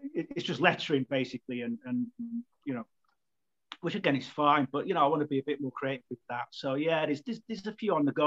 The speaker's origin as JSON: {"language": "English", "town": "Manchester", "region": "North West England", "country": "United Kingdom", "tie": "born or raised there", "said": "I'm from Manchester as well. So obviously, there's a big, heavy musical presence there. So I grew up with that. I grew up in that environment"}